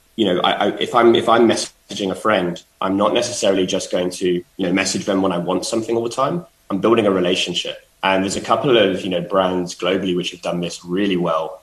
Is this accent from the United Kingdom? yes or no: yes; London, United Kingdom; being a Londoner